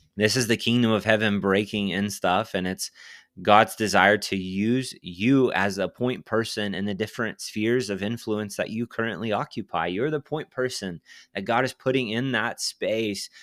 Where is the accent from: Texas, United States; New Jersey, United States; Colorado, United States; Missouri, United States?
Texas, United States; I'm from Texas